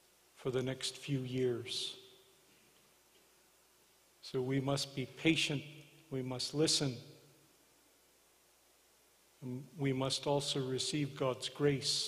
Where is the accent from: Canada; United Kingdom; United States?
Canada; Morley, Alberta; I am from Morley